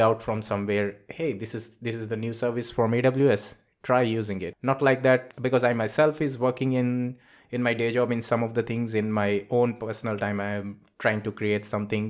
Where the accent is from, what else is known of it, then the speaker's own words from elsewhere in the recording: India; also born or lived in Singapore; now in Reading, United Kingdom; I am from India. I moved to Singapore. From Singapore, I came all the way to United Kingdom, so I am based out in U K.